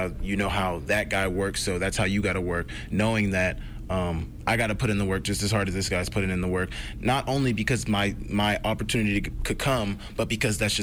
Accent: Oklahoma, United States; moved away as an adult; now in Missoula, United States; I'm from Oklahoma

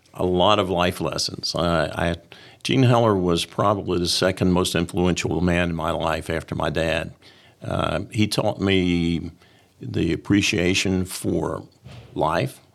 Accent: Columbia, United States; I came back to Columbia, my hometown

